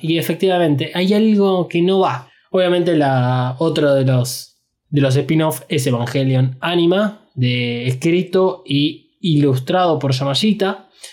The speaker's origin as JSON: {"language": "Spanish", "country": "Argentina"}